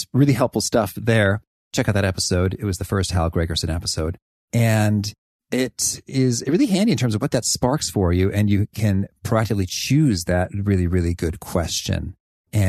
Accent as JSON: {"language": "English", "town": "Danville", "region": "Illinois", "country": "United States", "tie": "born or raised there", "said": "I grew up in Danville, Illinois"}